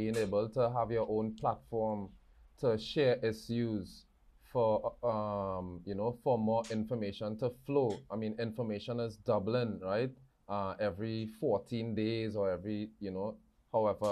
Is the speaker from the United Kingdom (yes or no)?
no; Trinidad & Tobago; moved away; born and bred in Trinidad and Tobago